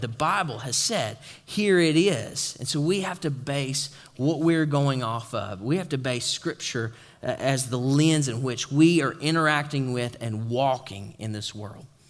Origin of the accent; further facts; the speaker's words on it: East Tennessee, United States; moved away; I'm from East Tennessee